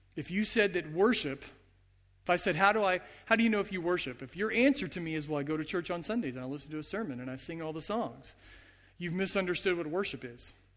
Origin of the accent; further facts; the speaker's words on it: United States; as American Christians, as Western Christians